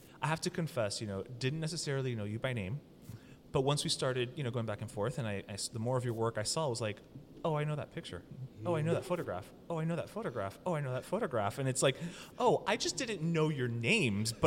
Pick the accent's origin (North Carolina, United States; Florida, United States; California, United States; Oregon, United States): Florida, United States; Westchester; a Westchester boy